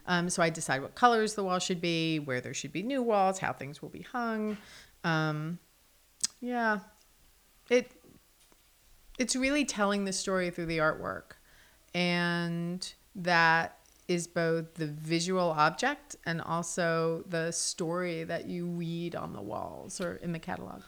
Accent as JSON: {"language": "English", "region": "New Jersey", "country": "United States", "tie": "born or raised there", "also_born_or_lived": "New York City / Los Angeles", "moved": "as an adult", "lives_now": "Charlotte, United States", "said": "I grew up in New Jersey, but I started going to New York City when I was twelve for school. So I commuted back and forth."}